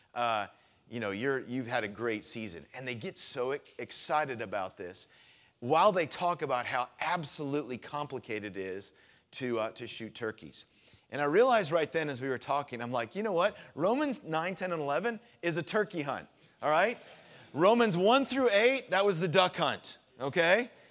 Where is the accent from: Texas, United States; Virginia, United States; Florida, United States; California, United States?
Florida, United States; moved away; I grew up down in Florida